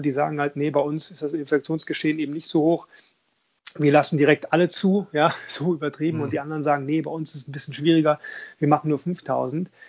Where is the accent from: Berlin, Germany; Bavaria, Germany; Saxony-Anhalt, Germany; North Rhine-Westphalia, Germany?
North Rhine-Westphalia, Germany; Düsseldorf; ich komme ja aus Düsseldorf